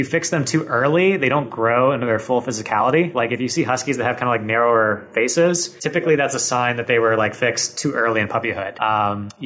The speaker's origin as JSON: {"language": "English", "region": "Michigan", "country": "United States", "tie": "born or raised there", "moved": "as an adult", "lives_now": "Los Angeles, United States", "said": "growing up in Michigan"}